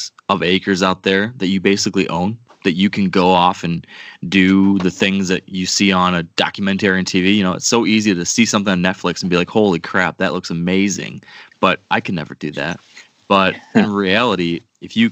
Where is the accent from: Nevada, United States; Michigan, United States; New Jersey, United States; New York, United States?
Michigan, United States; Western; I grew up in Western Michigan